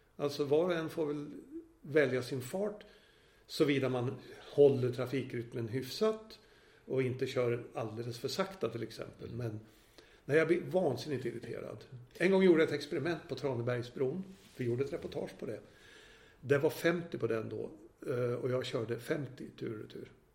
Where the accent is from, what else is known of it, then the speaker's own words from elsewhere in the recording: Gävle, Gävleborg County, Sweden; now in Stockholm, Sweden; min födelsestad Gävle